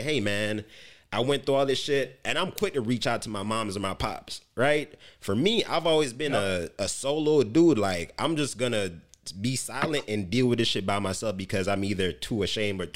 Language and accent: English; Jamaica; moved away; growing up in Jamaica